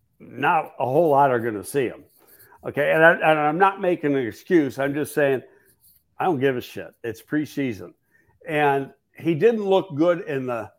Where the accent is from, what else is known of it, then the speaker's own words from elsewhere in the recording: Buffalo, New York, United States; moved away; from Buffalo, even though I'm working for the Giants, I'm from Buffalo.